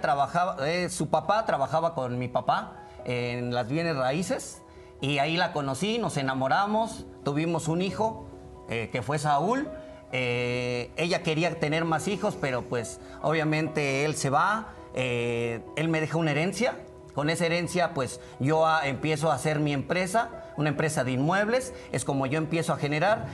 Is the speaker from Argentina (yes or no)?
no; Veracruz, Mexico; nosotros somos de Veracruz